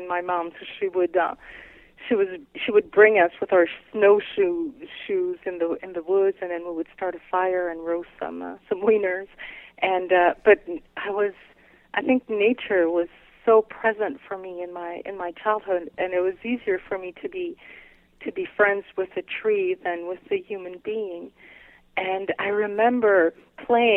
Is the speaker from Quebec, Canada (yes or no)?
yes; Quebec City, Quebec, Canada; first language French; English is a second language; also born or lived in British Columbia; now in Montreal, Canada; I grew up around Quebec City, the old Quebec City. But I also lived in British Columbia as a kid, and that's where I learned English. I was the only kid in school who spoke French and did not speak a word of English